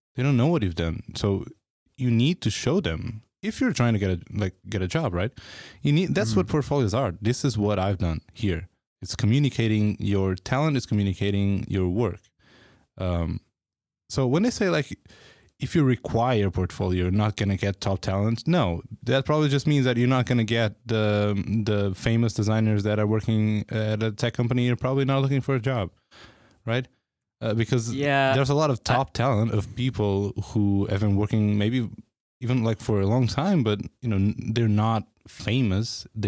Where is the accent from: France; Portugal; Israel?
Portugal; now in San Francisco, United States; People like me from coming from Portugal, like even if I lived here, even if I'm like from San Francisco